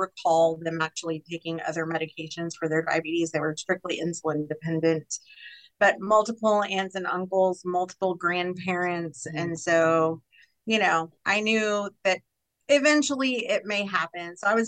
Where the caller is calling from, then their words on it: Pattison, Texas, United States; first language Spanish; I am actually calling in from the little bitty grand metropolis of Pattison, Texas. So I am west of Houston, far enough into the country to know I'm in the country and close enough to the city to not feel like I'm completely away from civilization.